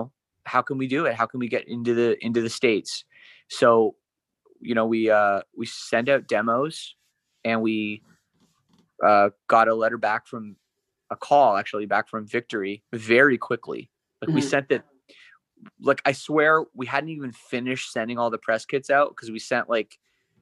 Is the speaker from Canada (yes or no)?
yes; Canada; growing up in Canada